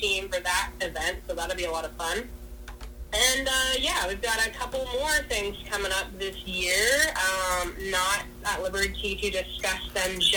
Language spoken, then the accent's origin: English; Oklahoma, United States; my home state of Oklahoma